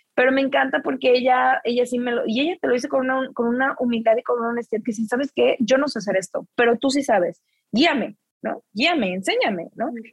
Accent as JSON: {"language": "Spanish", "country": "Mexico", "moved": "yes", "lives_now": "New York, United States", "said": "solo soy una mexicana en Nueva York"}